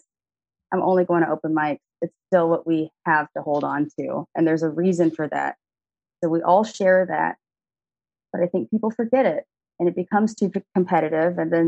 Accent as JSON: {"language": "English", "town": "Austin", "region": "Texas", "country": "United States", "tie": "born or raised there", "said": "I'm an only child, born and raised in Austin, Texas"}